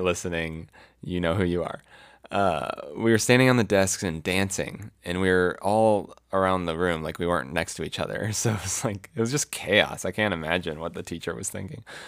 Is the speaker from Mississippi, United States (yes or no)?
no; Florida, United States; moved away; also born or lived in Colorado; I'm from Florida